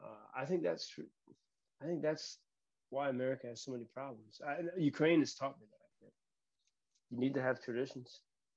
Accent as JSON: {"language": "English", "country": "Ireland", "said": "So perhaps as an Irishman, it could be connected."}